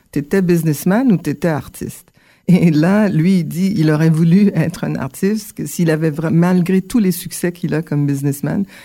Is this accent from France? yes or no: no; Ottawa, Ontario, Canada; also born or lived in Port-au-Prince, Haiti / Montreal, Quebec; Donc, j'ai grandi, euh, au Canada. D'abord, à Ottawa, un petit peu. Ensuite, on a fait un, un bon séjour à Montréal et r, pour revenir dans la région